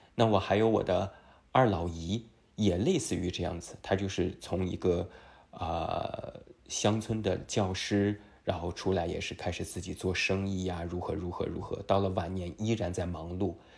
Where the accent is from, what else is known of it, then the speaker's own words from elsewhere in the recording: China; 我们中国人